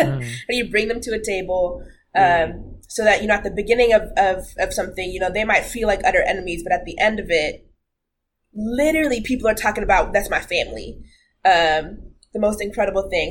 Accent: Redmond, Washington, United States; I grew up in Redmond

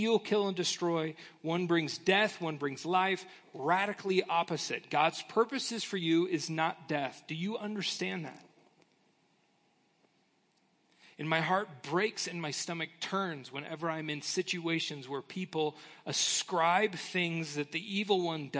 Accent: United States; as American Christians

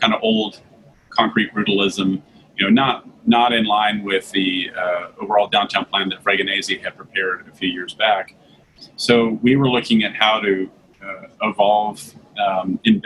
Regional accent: Santa Monica, California, United States; now in Dallas-Fort Worth, United States; I grew up in Santa Monica, California

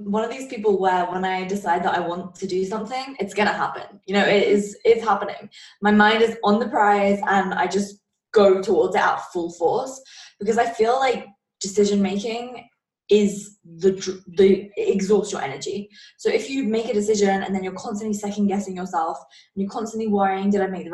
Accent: England, United Kingdom; I'm from England

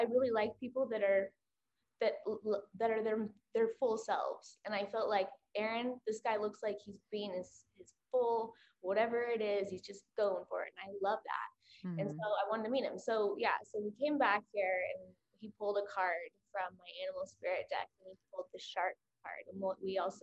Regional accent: Oklahoma, United States; I'm from Oklahoma

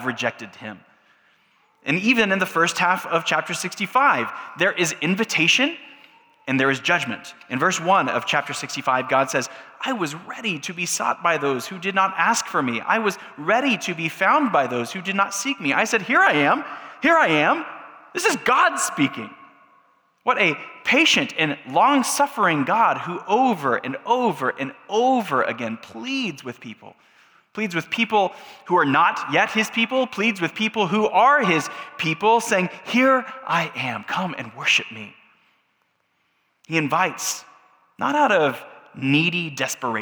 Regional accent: United States; us as American Christians

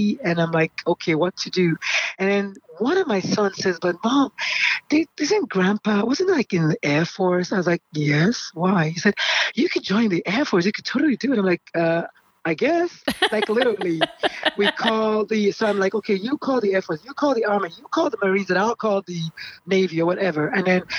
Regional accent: Nigeria; moved away as an adult; also born or lived in South Carolina; now in United States; born in Nigeria. I'm Nigerian by birth, and naturalized as an American. Came in here in 95 for my residency

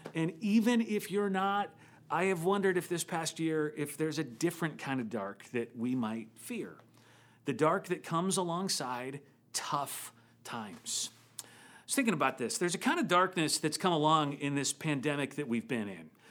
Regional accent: Midwest, United States; now in San Francisco Bay Area, United States; I grew up in the Midwest

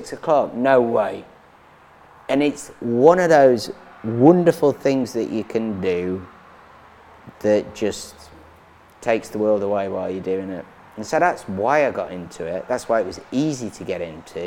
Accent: Sheffield, Yorkshire and the Humber, United Kingdom; moved away as an adult; also born or lived in Derbyshire; now in Nashville, United States; I was born in Sheffield, which is Yorkshire

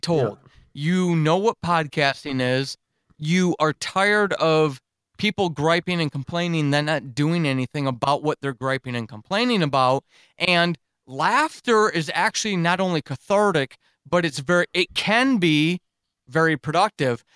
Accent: New York, United States; moved away as an adult; also born or lived in Germany; I grew up in New York

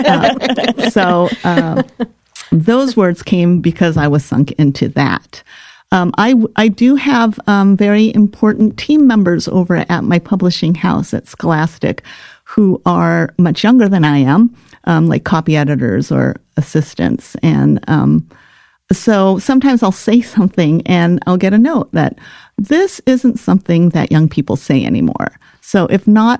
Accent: Los Angeles, California, United States; moved away; also born or lived in Midwest; I grew up in Los Angeles at a time where I had a very large Japanese American community

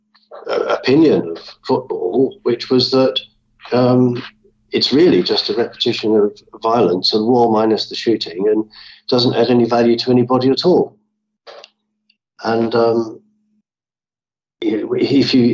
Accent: London, United Kingdom; as a child growing up in London

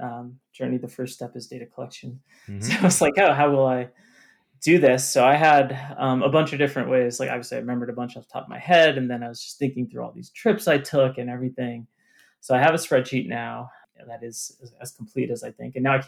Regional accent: Northeast, United States; growing up in the Northeast

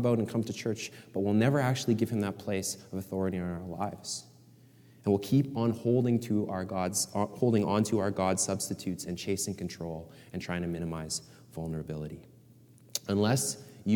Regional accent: Canada; I love being Canadian

